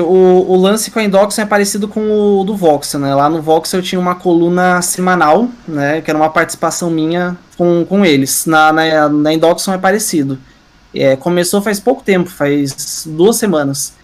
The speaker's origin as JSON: {"language": "Portuguese", "town": "Curitiba", "region": "Paraná", "country": "Brazil", "said": "eu sou de Curitiba"}